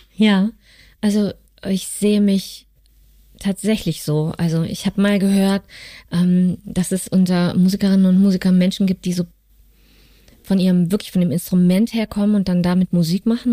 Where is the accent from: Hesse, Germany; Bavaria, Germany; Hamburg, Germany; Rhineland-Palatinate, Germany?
Hesse, Germany; North; moved away; also born or lived in Cologne; Ich komme aus Nordhessen, aus einer kleinen Stadt südlich von Kassel